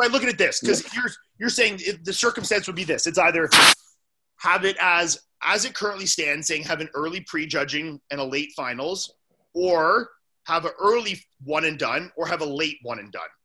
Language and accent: English; Canada; also born or lived in Orlando; as a Canadian